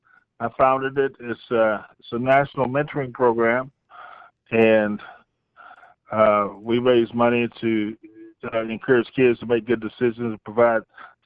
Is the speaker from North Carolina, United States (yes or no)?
yes; Fayetteville, North Carolina, United States; my hometown, Fayetteville, North Carolina.